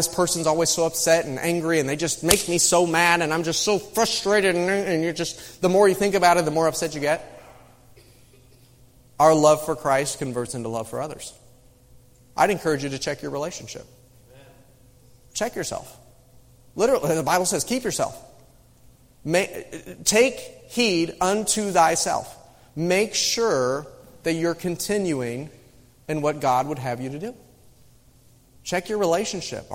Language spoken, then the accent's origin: English; Midwest, United States; moved away; I grew up in the Midwest